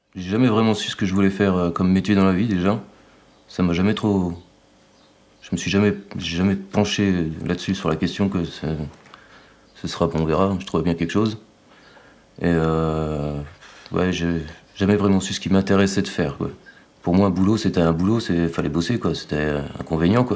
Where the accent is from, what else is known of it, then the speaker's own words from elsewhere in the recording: Saint-Vallier, Bourgogne-Franche-Comté, France; also born or lived in Montceau-les-Mines; J'ai grandi à Saint-Vallier, mes parents sont toujours à Saint-Vallier.